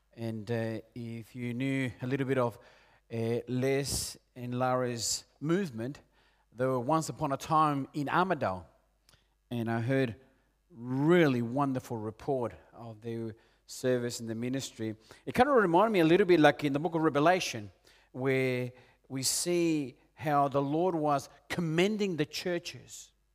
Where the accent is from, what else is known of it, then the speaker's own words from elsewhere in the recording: Peru; moved away; also born or lived in Argentina; I'm originally from Peru